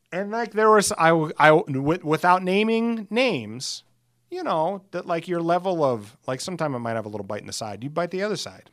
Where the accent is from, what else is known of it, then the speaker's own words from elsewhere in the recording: Alcester, South Dakota, United States; my hometown of Ellis, South Dakota